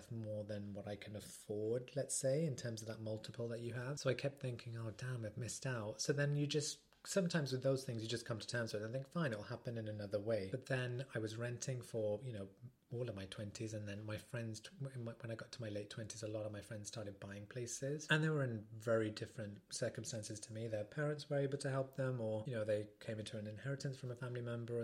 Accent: Midlands, United Kingdom; now in London, United Kingdom; I grew up in the Midlands

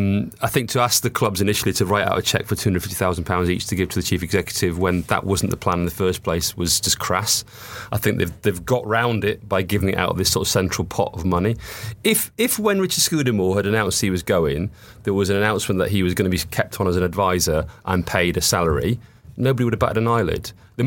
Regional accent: Scotland, United Kingdom; And I know my accent's not Scottish, but I am actually Scottish.

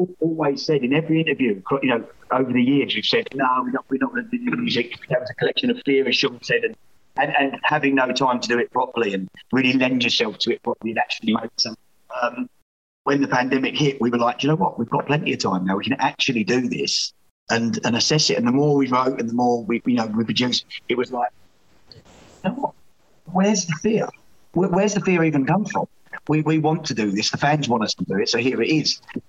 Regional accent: Scotland, United Kingdom; But I'm from Fife, and when you try and turn your back on

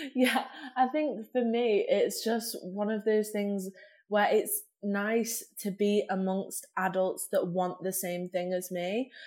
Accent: Manchester, North West England, United Kingdom; growing up in Manchester

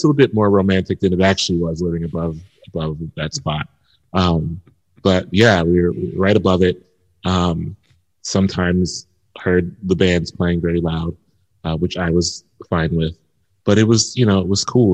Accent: Columbus, Ohio, United States; also born or lived in Connecticut; I'm a Midwesterner and it was very good to come back home

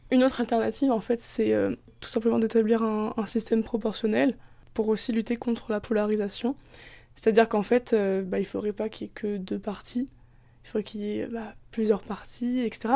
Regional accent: France; en tant que française

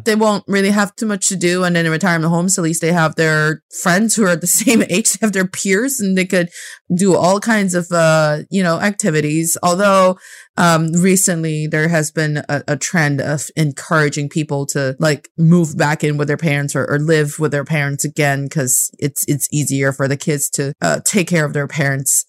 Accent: Northeast China, China; English is a second language; also born or lived in United States; now in Beijing, China; my hometown in the northeast part of China

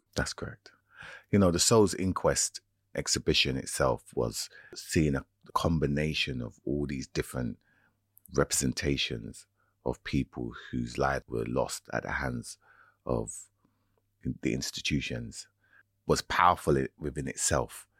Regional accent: United Kingdom; as a young person growing up in Britain

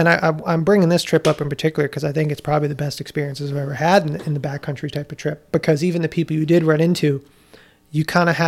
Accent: East Coast, United States; And you know, where I grew up on the East Coast.

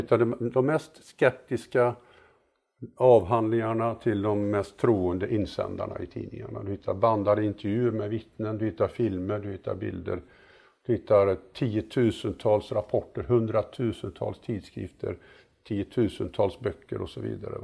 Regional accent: Mariestad, Västra Götaland, Sweden; moved away; jag var med och byggde ett eh, amatörobservatorium i Mariestad där jag är född

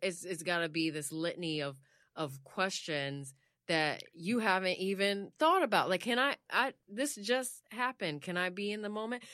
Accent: United States; I'm American, like, I'm just American.

